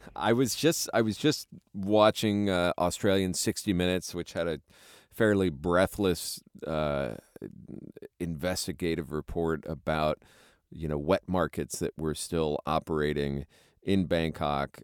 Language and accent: English; United States; as an American